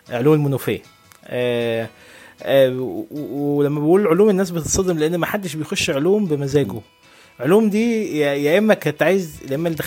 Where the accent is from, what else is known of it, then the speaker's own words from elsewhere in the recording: Egypt; also born or lived in Saudi Arabia / United Arab Emirates; يعني انا اتولدت في مصر وبعدين آه، سافرت مع والدي لان هو كان شغال في السعوديه وبعدين سافرت معاه تاني قعدت كان شغال في الامارات قعدت في الامارات لحد اعدادي تقريبا وبعدين رجعت مصر خدت الاعداديه والثانويه من مصر